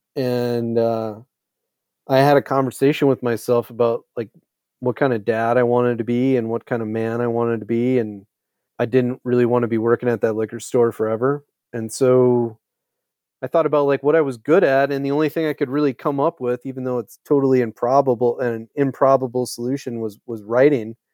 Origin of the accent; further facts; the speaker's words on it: Eau Claire, Wisconsin, United States; growing up in Eau Claire, Wisconsin